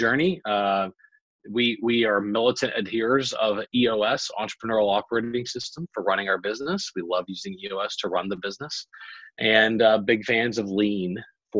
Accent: Baton Rouge, Louisiana, United States; now in Texas, United States; Born and raised in Baton Rouge, Louisiana.

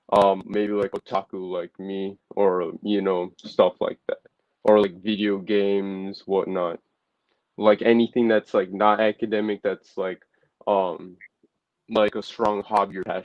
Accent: India; even though I'm Indian, like, bruh, I've never really been into the academic stuff.

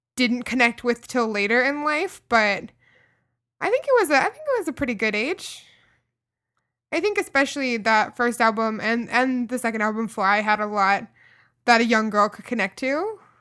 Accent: Kentucky, United States; a girl growing up in Kentucky

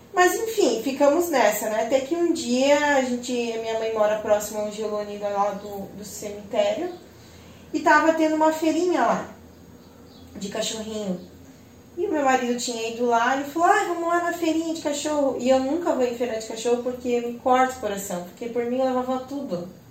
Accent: Joinville, Santa Catarina, Brazil; eu sou daqui de Joinville, né, nunca saí daqui para morar em outro lugar

